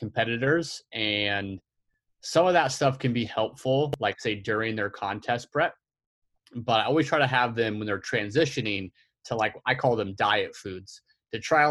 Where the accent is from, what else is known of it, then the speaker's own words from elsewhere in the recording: Oklahoma City, Oklahoma, United States; I'm from Oklahoma City